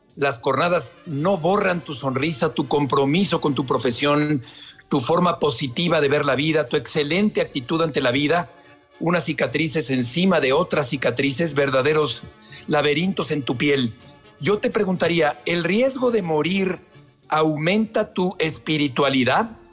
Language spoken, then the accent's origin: Spanish; Mexico; en nuestro país